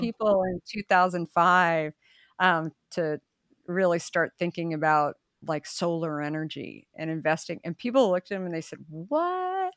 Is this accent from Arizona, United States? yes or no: yes; Arizona, United States; I grew up in Arizona